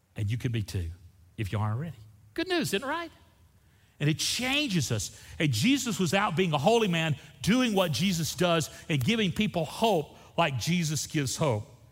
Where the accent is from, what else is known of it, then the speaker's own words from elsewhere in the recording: Florida, United States; I grew up in Florida